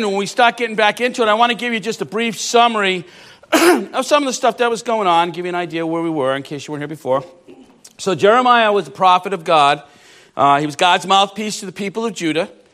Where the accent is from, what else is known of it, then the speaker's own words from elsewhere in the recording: Rhode Island, United States; I'm from Rhode Island